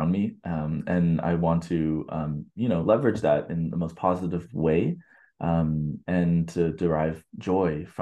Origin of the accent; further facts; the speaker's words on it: United States; moved away; also born or lived in Brazil; as an American in a predominantly Brazilian, you know, like school